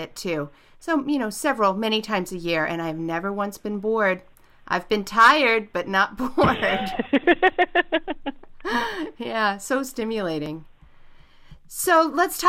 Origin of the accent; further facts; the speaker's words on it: Southern California, United States; moved away as an adult; now in Portland, United States; I'm actually from Southern California, moved to Portland about 20 something years ago